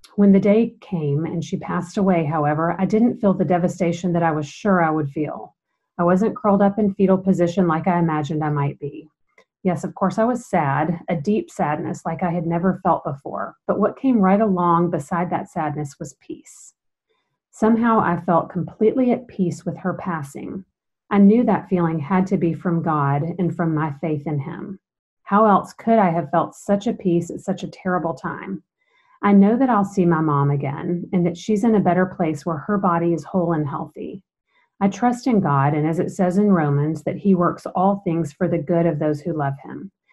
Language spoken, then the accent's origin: English; Macon, Georgia, United States; I was born and raised in Macon, Georgia